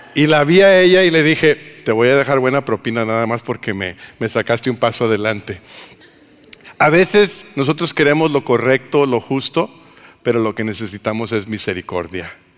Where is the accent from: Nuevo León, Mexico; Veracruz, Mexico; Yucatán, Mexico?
Nuevo León, Mexico; Monterrey; soy de Monterrey